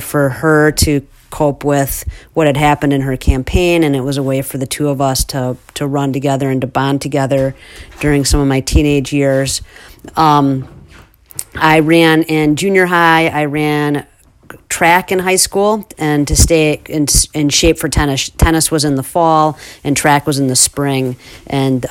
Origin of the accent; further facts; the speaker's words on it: Wisconsin, United States; also born or lived in Madison; I'm born and raised in Wisconsin. I currently live in Madison